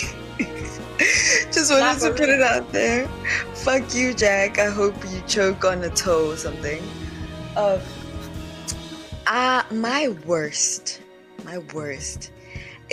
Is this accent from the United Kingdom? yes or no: no; Mpumalanga, South Africa; moved away; also born or lived in Durban; we're both from Mpumalanga